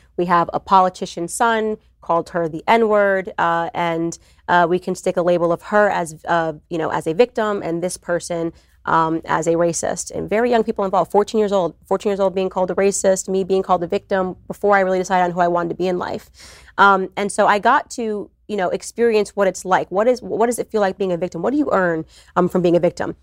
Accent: United States; I see myself as American first

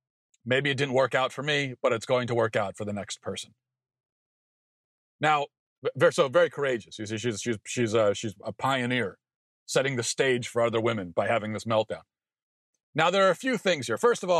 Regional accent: Maryland, United States; being as I grew up in Maryland, the last defining event was the D.C. sniper

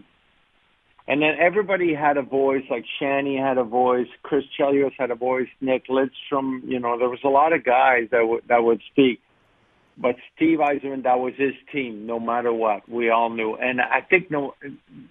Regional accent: Canada; as a kid growing up in Canada

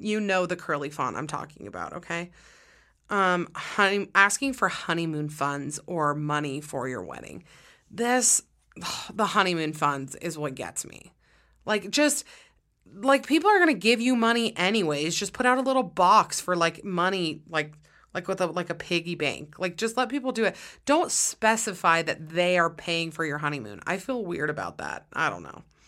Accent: Utah, United States; I'm from Utah

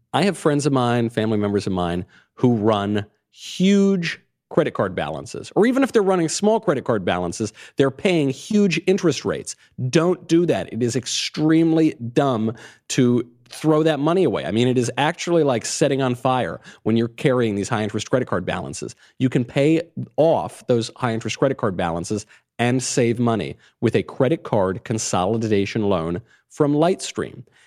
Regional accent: New York, United States; moved away; I come from New York. I was in New York in the nineties.

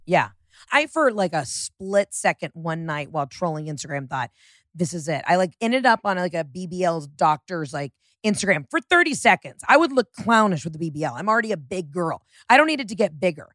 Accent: Atlanta, Georgia, United States; moved away; Born and raised in Atlanta.

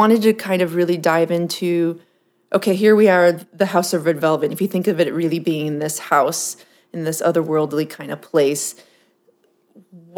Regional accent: Southern California, United States; also born or lived in San Diego / Fullerton; now in Los Angeles, United States; I'm from Southern California, actually.

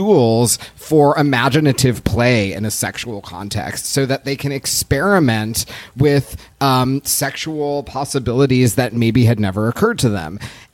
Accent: Los Angeles, California, United States; I grew up in Los Angeles.

